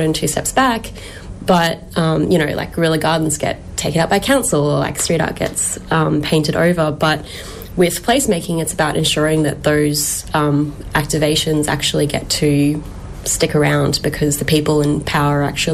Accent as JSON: {"language": "English", "town": "Toowoomba", "region": "Queensland", "country": "Australia", "tie": "born or raised there", "said": "I was born on Gaibal and Jarawa country up in Toowoomba"}